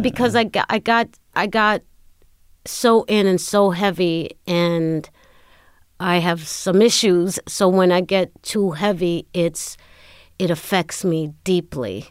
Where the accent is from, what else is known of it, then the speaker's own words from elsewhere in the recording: New York City, New York, United States; I was born in Brooklyn